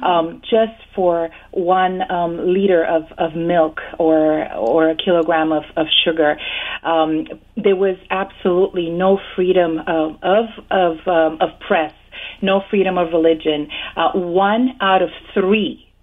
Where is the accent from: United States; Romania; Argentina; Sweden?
Romania; moved away; I was born and raised actually in Romania